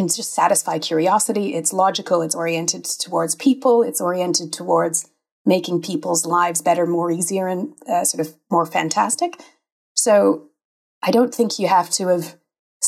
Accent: Canada; accent: Canadian; moved away as an adult; now in Manchester, United Kingdom; I am Canadian indeed. And despite living in Manchester for 20 some years, in the UK for even longer, I have not lost my heritage accent

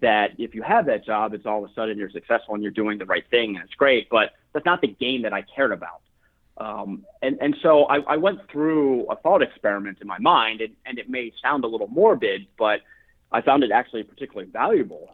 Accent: Baltimore, Maryland, United States; also born or lived in Colorado; I was born and raised in Baltimore, Maryland

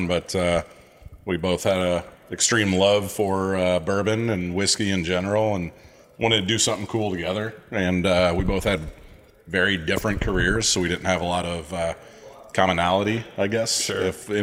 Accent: Illinois, United States; also born or lived in Quad Cities, Iowa; we both were born and raised in Illinois

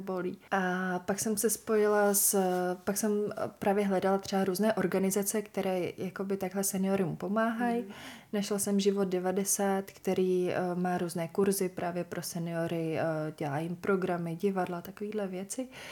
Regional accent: Bohemia, Czechia; also born or lived in Los Angeles / New York / Milan; u nás v Čechách to tenkrát vůbec nebylo

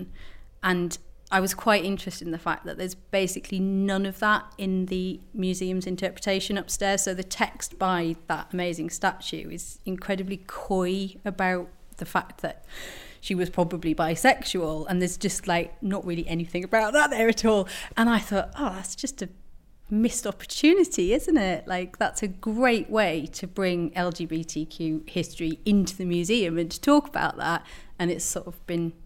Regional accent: Bishop Auckland, North East England, United Kingdom; I grew up in Bishop Auckland, which is just down the road.

